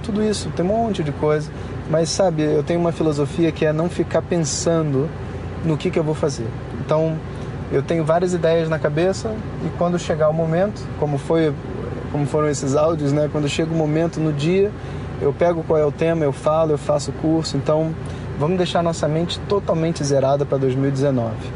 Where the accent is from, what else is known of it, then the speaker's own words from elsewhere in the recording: Brazil; como brasileiro